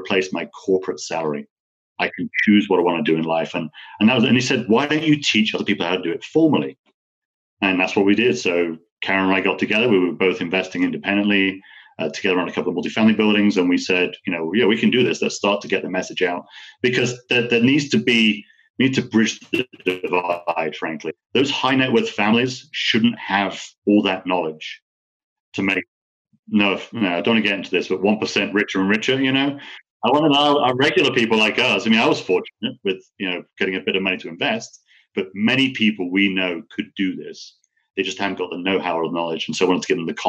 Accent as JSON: {"language": "English", "country": "United Kingdom", "also_born_or_lived": "California / Puerto Rico", "moved": "yes", "lives_now": "United States", "said": "I'm an American citizen as well as British."}